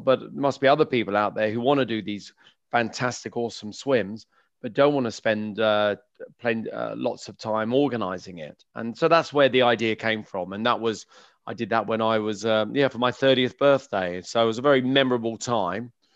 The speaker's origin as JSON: {"language": "English", "region": "London", "country": "United Kingdom", "tie": "born or raised there", "said": "I grew up in West London, uh, in Kew"}